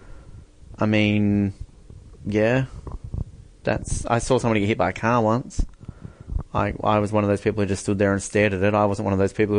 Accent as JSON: {"language": "English", "country": "Australia", "said": "as an Aussie"}